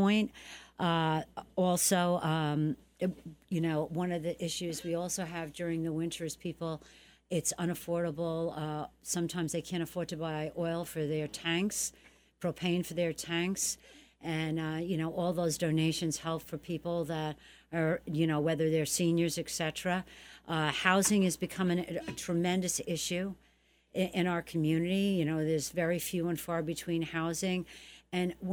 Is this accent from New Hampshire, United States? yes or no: no; New York City, New York, United States; moved away; I'm from the Bronx